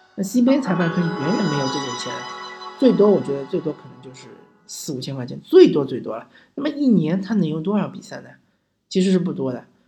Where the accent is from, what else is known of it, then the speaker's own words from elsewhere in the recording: Shanghai, China; 我作为一个老上海